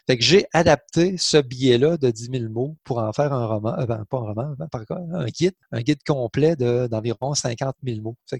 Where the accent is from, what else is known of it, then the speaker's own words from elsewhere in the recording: Saint-Odilon-de-Cranbourne, Quebec, Canada; j'ai grandi en Beauce